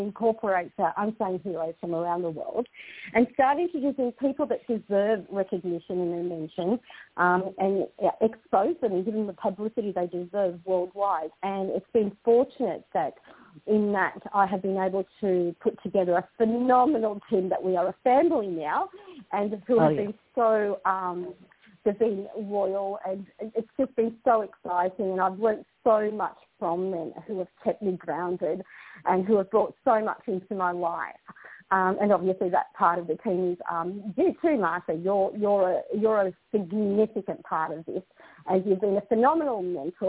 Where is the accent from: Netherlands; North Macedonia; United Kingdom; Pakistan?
North Macedonia; now in Australia; I originate and I was born in the Republic of Macedonia